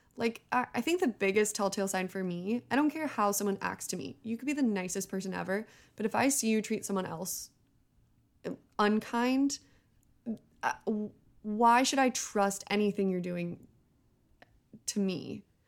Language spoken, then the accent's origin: English; Bay Area, California, United States; also born or lived in Los Angeles; I grew up in the Bay Area